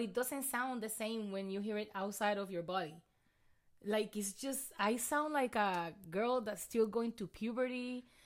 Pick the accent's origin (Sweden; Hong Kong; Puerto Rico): Puerto Rico; accent: thick accent; English is a second language; now in Texas, United States